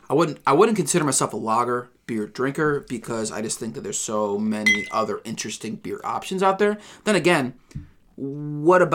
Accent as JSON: {"language": "English", "region": "Northeast", "country": "United States", "moved": "yes", "said": "I'm originally from the Northeast"}